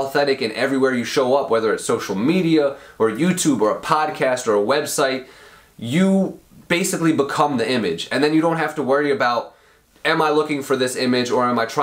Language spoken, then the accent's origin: English; Royersford, Pennsylvania, United States; I grew up in Royersford, which is a small town in Pennsylvania, in a middle class home, with my whole family